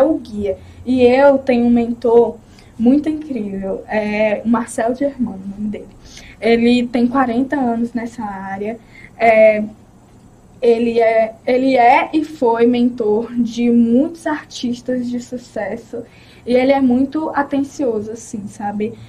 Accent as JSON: {"language": "Portuguese", "town": "Recife", "region": "Pernambuco", "country": "Brazil", "tie": "born or raised there", "said": "eu nasci em Pernambuco, Recife, Pernambuco, Recife"}